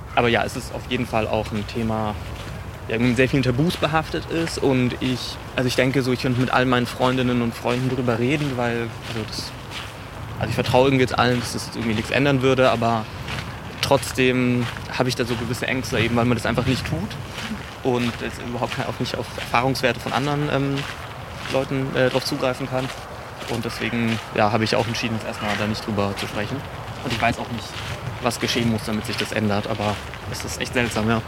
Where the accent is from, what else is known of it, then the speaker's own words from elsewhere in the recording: Baden-Württemberg, Germany; moved away as an adult; now in Berlin, Germany; ich bin in Baden-Württemberg äh, aufgewachsen